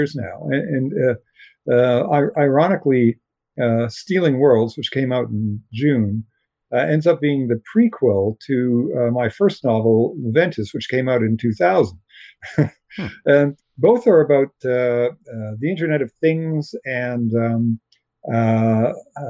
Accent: Canada; I'm a Canadian science fiction writer.

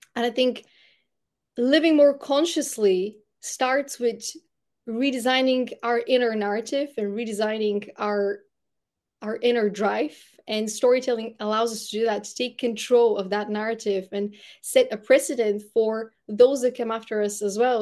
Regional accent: Bulgaria; first language Bulgarian; English is a second language; moved away as an adult; English isn't my first language, it's Bulgarian. I spent the first eighteen years of my life in Bulgaria

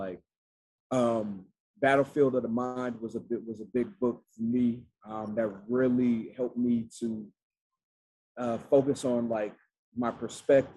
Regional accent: Atlanta, Georgia, United States; I'm from Atlanta, Georgia, and man, my people like deep-rooted South.

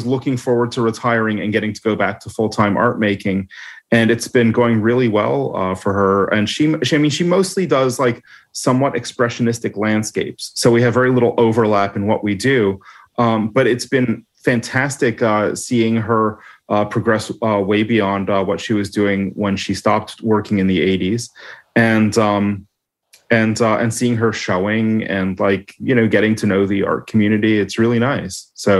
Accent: Toronto, Ontario, Canada; Toronto, mostly.

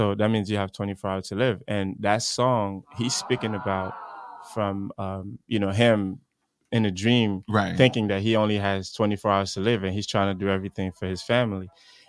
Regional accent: United States; born there; I was born in the United States

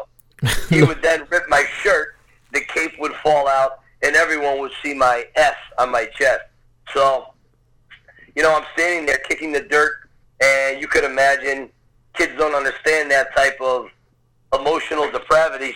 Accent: Scranton, Pennsylvania, United States; I was actually born and raised in a little town north of Philadelphia called Scranton, Pennsylvania.

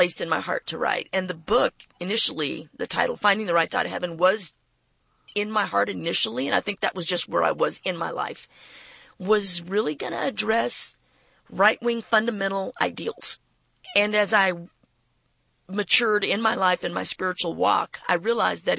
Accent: McAllen, Texas, United States; I'm from McAllen, Texas

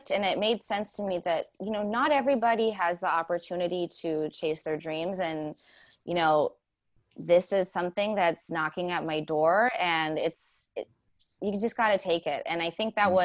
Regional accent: Pasadena, California, United States; moved away as an adult; now in New York, United States; I moved from Pasadena in LA, born and raised there.

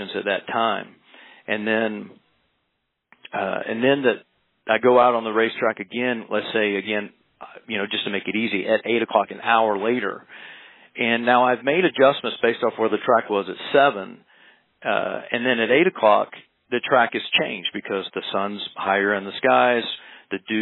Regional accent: South Carolina, United States; I grew up in the South, South Carolina

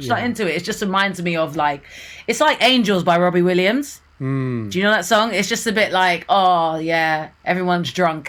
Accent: United Kingdom; I think I'm just sick of them as a British person.

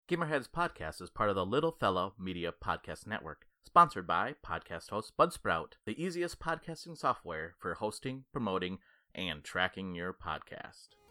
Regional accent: Upper Peninsula, Michigan, United States; accent: Yooper; people from my hometown

